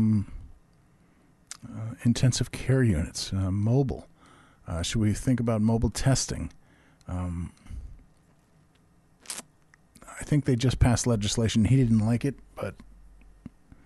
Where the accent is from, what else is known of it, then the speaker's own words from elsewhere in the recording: New York, United States; I grew up in New York, and there was a sporting goods store called Modell's.